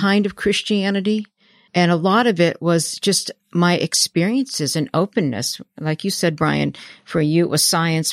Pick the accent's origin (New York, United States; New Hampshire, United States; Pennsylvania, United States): New Hampshire, United States; I was raised in New Hampshire in conservative Baptist